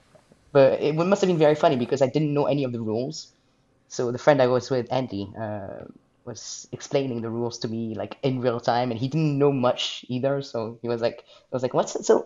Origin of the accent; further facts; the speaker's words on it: France; moved away as an adult; now in Scotland, United Kingdom; Originally I'm from France, but I live in Scotland